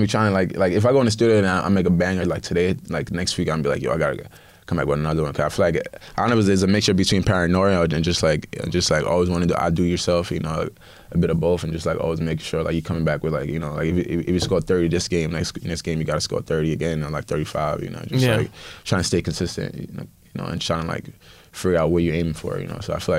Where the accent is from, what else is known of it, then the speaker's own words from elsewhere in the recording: Nigeria; being not African, being Nigerian first, but also being African overall